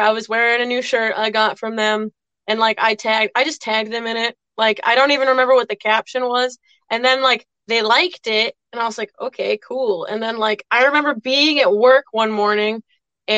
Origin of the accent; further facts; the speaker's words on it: Westerly, Rhode Island, United States; we're from Westerly, Rhode Island, so we're kind of like right on the border of Connecticut